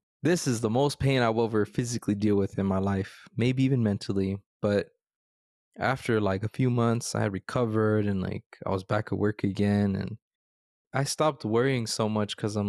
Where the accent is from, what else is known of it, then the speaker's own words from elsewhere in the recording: United States; born there; I was born in the States.